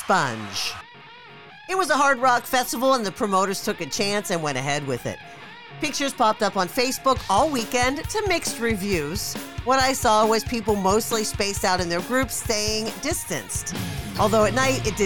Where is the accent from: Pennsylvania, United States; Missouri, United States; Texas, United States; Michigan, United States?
Pennsylvania, United States; Pittsburgh; now in California, United States; That's my hometown, Pittsburgh